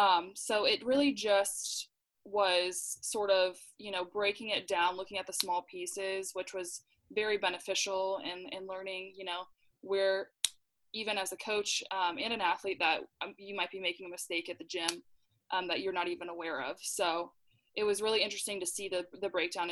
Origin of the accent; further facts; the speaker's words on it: Dublin, Leinster, Ireland; So I have a really small family, but I grew up in Dublin and I have one older brother.